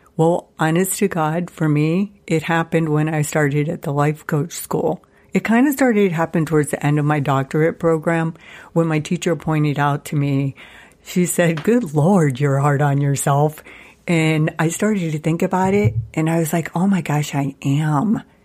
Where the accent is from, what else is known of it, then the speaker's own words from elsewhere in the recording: Youngstown, Ohio, United States; moved away as an adult; also born or lived in Seattle, Washington / Columbus, Ohio; my hometown of Youngstown, Ohio